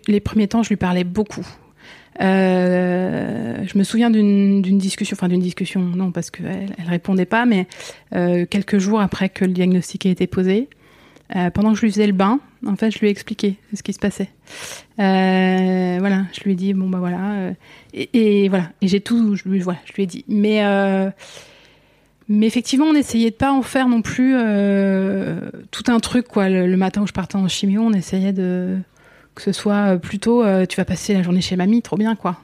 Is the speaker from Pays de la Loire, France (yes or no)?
no; northern Essonne, near Orly, Île-de-France, France; j'ai grandi tout près, ouais, tout près d'Orly, euh, toute cette zone nord essonne